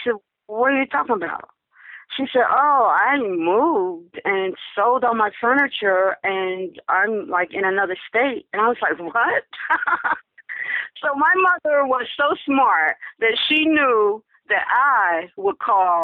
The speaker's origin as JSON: {"language": "English", "town": "Newark", "region": "New Jersey", "country": "United States", "tie": "born or raised there", "moved": "as an adult", "said": "I became a recruiter for the Navy for four years in my hometown. So I actually went back to my hometown and did recruiting duty"}